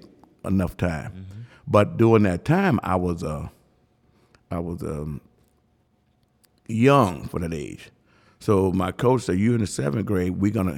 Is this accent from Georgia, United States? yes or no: no; Chicago, Illinois, United States; moved away as an adult; also born or lived in Mississippi; So stayed down there until I was about fifth grade, you know, but that was the best the best living of my life down there. Until I was about fifth grade, and all of a sudden I moved from from Mississippi to Chicago.